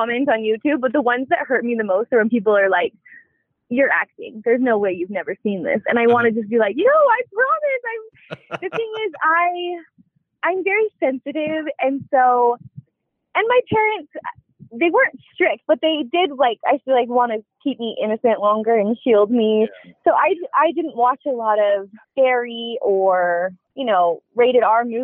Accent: Alberta, Canada; moved away as an adult; now in United States; I'm from Canada, actually. I was not born there, but I was raised in Alberta, Canada, where my family still lives

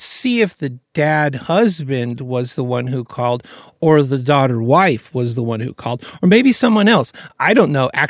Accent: Kentucky, United States; I'm, I'm from Kentucky

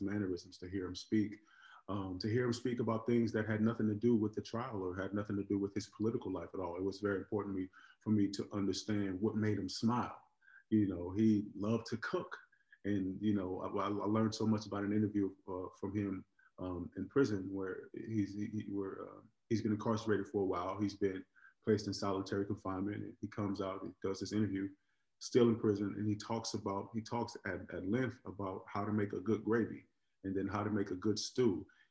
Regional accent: Oakland, California, United States; I grew up in Oakland, California

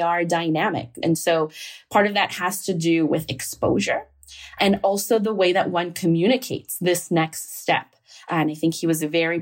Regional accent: Chicago, Illinois, United States; I'm from Chicago. My dad was a construction worker. My mom worked in a factory. They're both immigrants from Mexico.

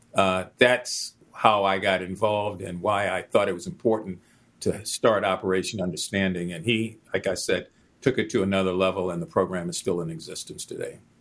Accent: Baltimore, Maryland, United States; when I was a teenager growing up in West Baltimore

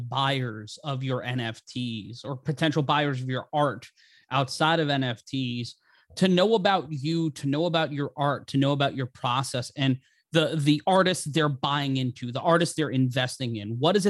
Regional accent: New York City, New York, United States; I grew up in New York City, and I still live in town

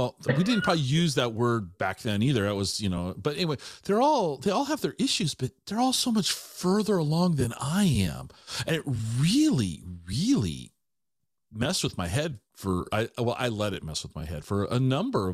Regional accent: Tacoma, Washington, United States; also born or lived in Ellensburg / Seattle / Wenatchee; I grew up in the Tacoma area

